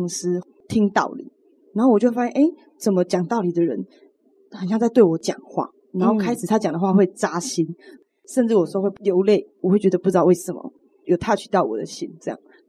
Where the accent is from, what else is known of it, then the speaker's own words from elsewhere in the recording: Chiayi, Taiwan; moved away as an adult; now in Tainan, Taiwan; 我是嘉义人，然后我是因为来台南念书，所以才住在这边，租房子在外面。